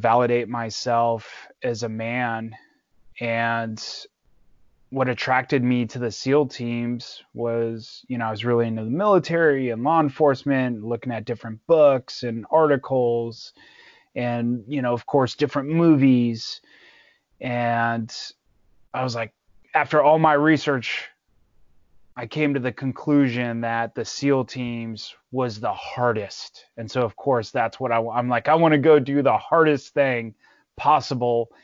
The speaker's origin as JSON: {"language": "English", "town": "Los Angeles", "region": "California", "country": "United States", "tie": "born or raised there", "also_born_or_lived": "Santa Clarita, California", "said": "So I grew up in LA, specifically Northridge. I lived there for a long time"}